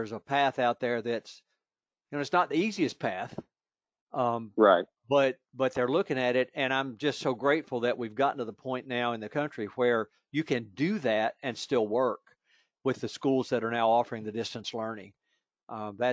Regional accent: Virginia, United States; my home state of Virginia

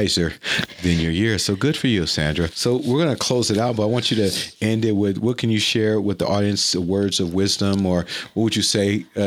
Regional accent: Honduras; I'm from Honduras.

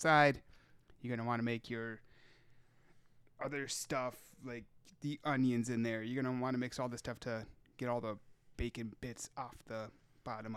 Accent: Minnesota, United States; No, Minnesota

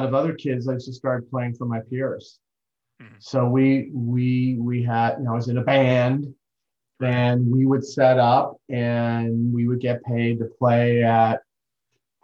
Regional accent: Newton, Massachusetts, United States; now in Chicago, United States; grew up in Newton, which is just outside of Boston

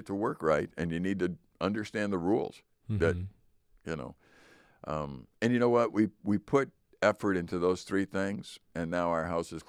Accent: Chicago, Illinois, United States; I remember when we moved up here, I came from Chicago.

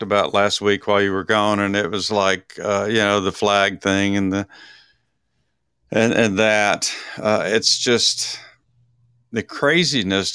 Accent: Dallas, Texas, United States; I'm from Dallas

